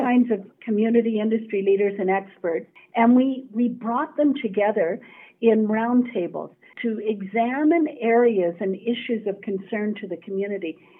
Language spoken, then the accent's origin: English; Edmonton, Alberta, Canada; a local girl, born and raised in Edmonton